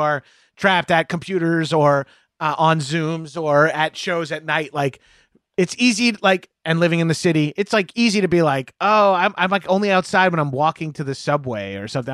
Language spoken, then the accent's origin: English; Long Island, New York, United States; growing up on Long Island